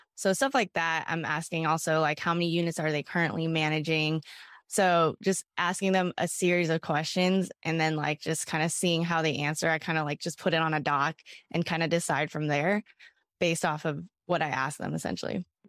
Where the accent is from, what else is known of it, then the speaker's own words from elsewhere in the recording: Bay Area, California, United States; I was from the Bay Area